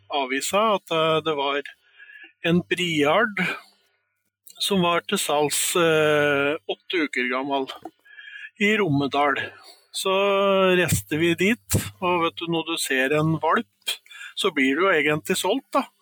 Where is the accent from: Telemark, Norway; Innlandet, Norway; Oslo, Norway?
Innlandet, Norway; Stange; moved away; opprinnelig så kommer jeg fra Stange